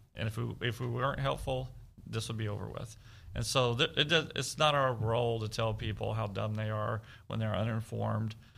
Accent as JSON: {"language": "English", "town": "Devine", "region": "Texas", "country": "United States", "tie": "born or raised there", "said": "I grew up in South Texas, Southwest Texas, in Devine, Medina County, Texas"}